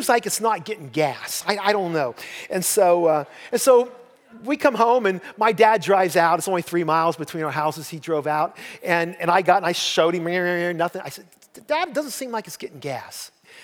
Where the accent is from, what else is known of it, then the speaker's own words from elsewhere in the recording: Columbiana County, Ohio, United States; I'm from Columbiana County